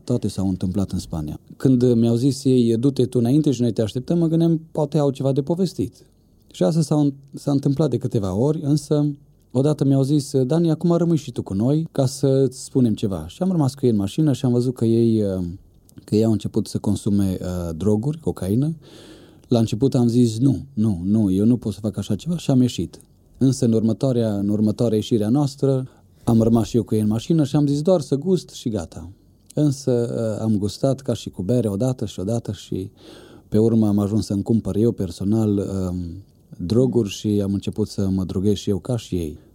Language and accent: Romanian; Bistrița, Bistrița-Năsăud, Romania; Eu sunt din Bistrița, acolo m-am născut